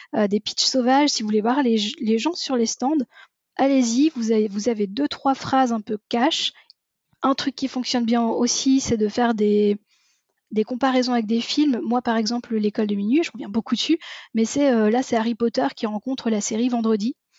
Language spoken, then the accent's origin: French; France; accent: Frenchie; j'ai un accent qui est terrible, mais j'ai bossé pendant dix ans dans une entreprise où on ne parlait que anglais, ce qui fait qu'au final, mon accent, j'ai réussi à en faire fi et à euh, accepter l'idée que j'étais la, la, la, euh, l'accent Frenchie